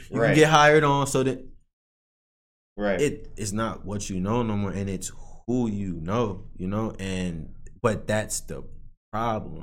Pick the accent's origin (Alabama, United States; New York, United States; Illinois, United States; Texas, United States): Illinois, United States; Aurora; I'm from Aurora